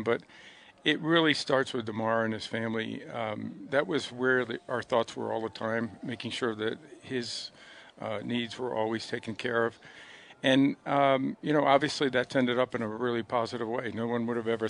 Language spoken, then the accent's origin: English; Western New York, United States; I'm proud to say I'm from Western New York